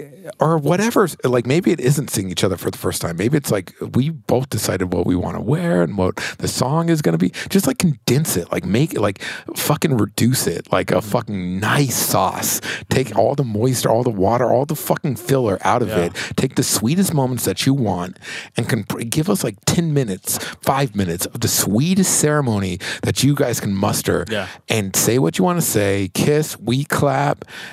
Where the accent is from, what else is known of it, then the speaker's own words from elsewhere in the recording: Belize; If you were like, what accent is that? I'm like, I'm from Belize. I'm from Belize.